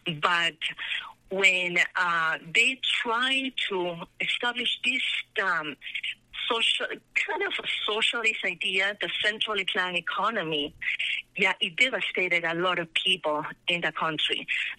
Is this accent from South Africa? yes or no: no; Peru; born or raised there; moved away as an adult; now in Colorado, United States